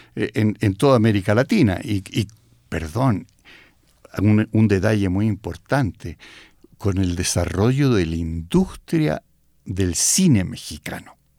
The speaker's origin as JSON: {"language": "Spanish", "town": "Santiago", "region": "Santiago Metropolitan Region", "country": "Chile", "said": "yo soy de Santiago, mi familia es de Santiago, entonces vengo de, un mundo muy urbano"}